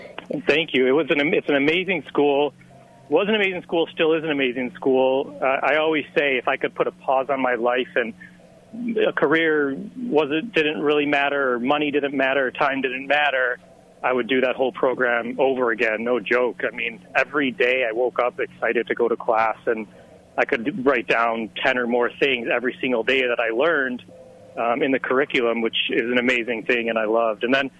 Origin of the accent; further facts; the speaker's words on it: Chicago, Illinois, United States; moved away as an adult; also born or lived in Miami; I wound up going home to Chicago for a few months